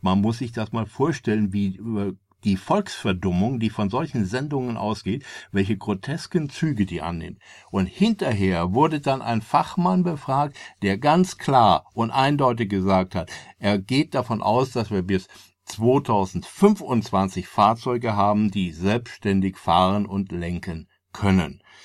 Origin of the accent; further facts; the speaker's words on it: Germany; als Deutscher